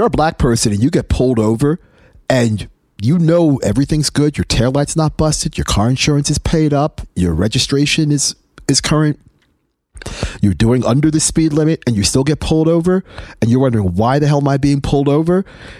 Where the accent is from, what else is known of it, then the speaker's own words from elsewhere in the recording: England, United Kingdom; born there; And again, I was born in England. My parents are from Trinidad and Tobago.